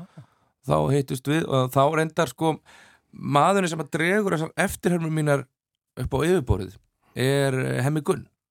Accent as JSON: {"language": "Icelandic", "town": "Dalvík", "region": "Northeastern Region", "country": "Iceland", "tie": "born or raised there", "moved": "yes", "said": "ég er þarna indislegt eh, að, að fá að alast upp á Dalvik"}